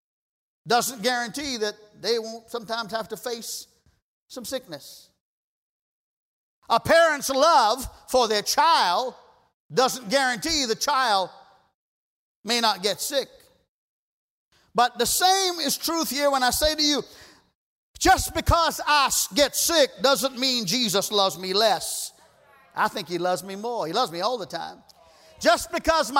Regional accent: Trinidad & Tobago; moved away; We grew up together in Trinidad

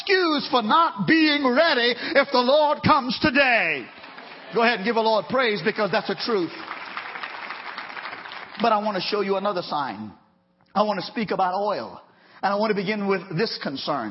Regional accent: Trinidad & Tobago; moved away; growing up in Trinidad when Texaco was in Trinidad very strong

